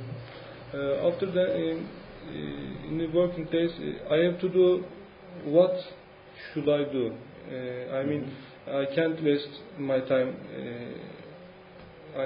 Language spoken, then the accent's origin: English; İzmit, Kocaeli, Turkey; English is a second language; now in Istanbul, Turkey; I grew up in İzmit, in a flat